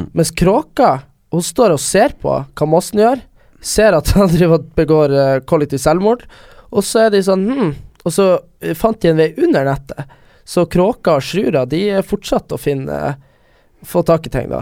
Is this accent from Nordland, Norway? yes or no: yes; Vesterålen, Nordland, Norway; now in Oslo, Norway; jeg kommer fra, kommer fra Vesterålen